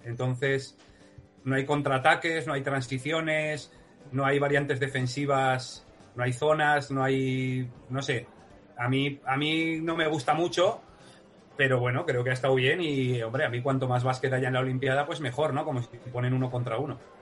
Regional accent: Huesca, Aragon, Spain; soy de Huesca

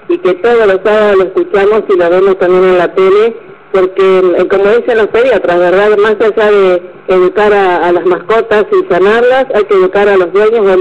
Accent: Rosario, Santa Fe, Argentina; moved away as an adult; now in Baradero, Argentina; yo soy de Rosario, estamos acá hace unos años por el trabajo de mi marido

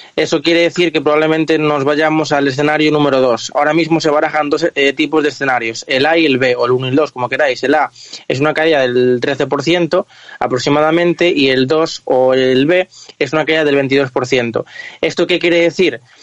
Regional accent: Galicia, Spain; yo como gallego

